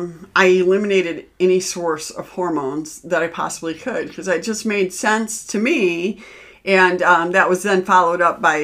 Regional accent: Midwest, United States; we're Midwesterner.

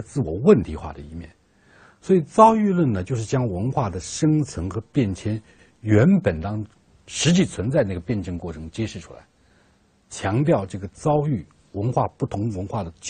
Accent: China; 比如说中国人，我们是中国人，我们要成为什么样的中国人？

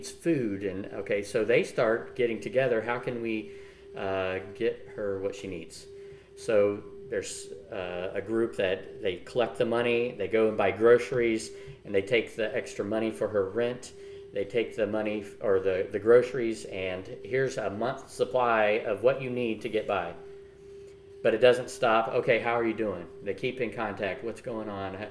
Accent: United States; growing up in the American church culture

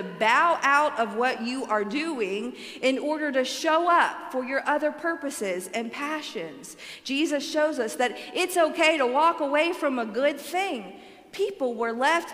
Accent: Alabama, United States; I am from Alabama

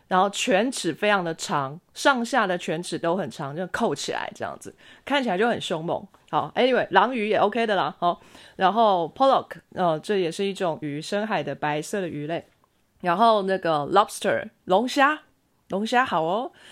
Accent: China; 我一直在想三文鱼，我是中国人，我老。

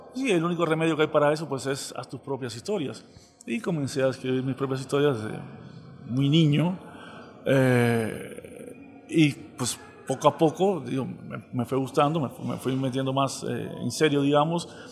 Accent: Cuba; accent: Cuban; moved away as an adult; now in Saltillo, Mexico; por el acento que no se me va a quitar nunca, eh, enseguida sale a relucir que soy eh, cubano

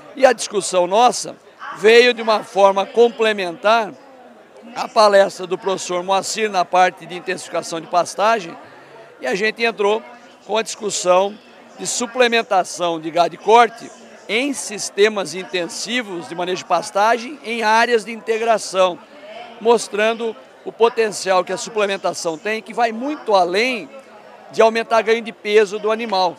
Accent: Tatuí, São Paulo, Brazil; moved away as an adult; also born or lived in São Manuel / Piracicaba; Mas eu fui criado, eu sou de Tatuí

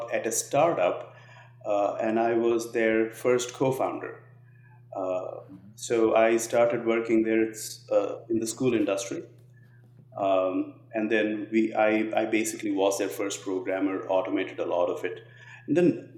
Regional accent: Hyderabad, Telangana, India; also born or lived in United States; now in Nashville, United States; So I was born in a little, in a tier two city, but I grew up in a city called Hyderabad, which is one of the largest cities in India.

